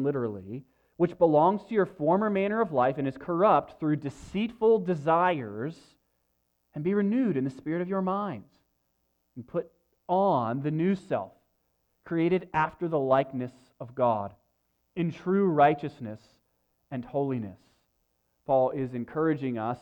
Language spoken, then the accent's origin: English; United States; as Americans